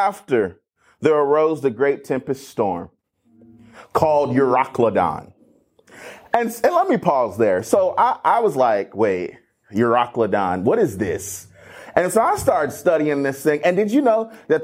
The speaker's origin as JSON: {"language": "English", "town": "Cleveland", "region": "Ohio", "country": "United States", "tie": "born or raised there", "also_born_or_lived": "Akron, Ohio", "said": "I'm from Northeast Ohio and originally born and raised in Akron, actually Cleveland, Ohio."}